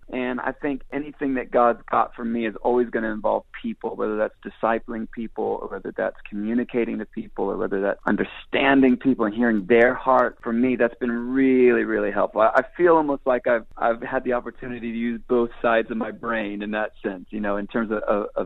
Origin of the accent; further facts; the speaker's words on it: Israel; I would say a lot of that was formed in those early days growing up in Israel.